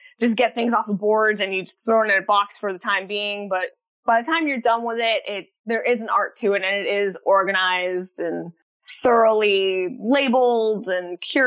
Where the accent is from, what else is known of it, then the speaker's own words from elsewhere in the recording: Central Florida, United States; growing up in Central Florida